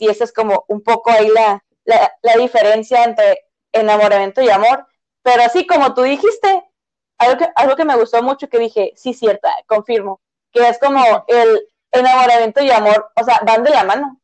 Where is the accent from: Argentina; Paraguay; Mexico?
Mexico; northern Mexico; nosotros somos norteñas, ¿no? Y nosotros usamos más chilo que chido